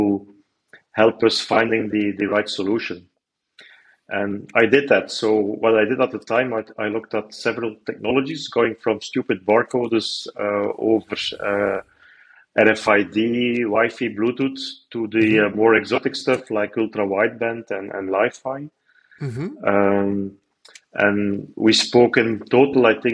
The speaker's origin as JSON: {"language": "English", "country": "Belgium", "tie": "born or raised there", "said": "I'm raised, born and raised in Belgium"}